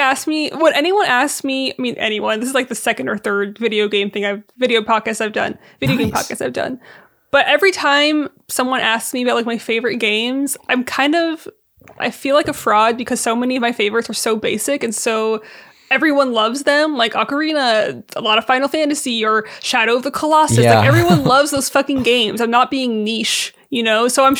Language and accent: English; Syria; also born or lived in California, United States; I was born in California, but when I was like a month old, my family and I moved back to Syria for a minute, and so we were back and forth for a while.